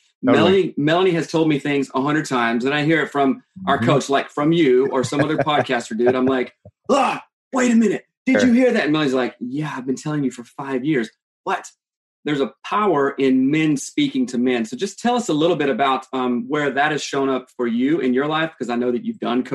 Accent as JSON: {"language": "English", "region": "South Carolina", "country": "United States", "tie": "born or raised there", "moved": "yes", "lives_now": "Seattle, United States", "said": "growing up in South Carolina."}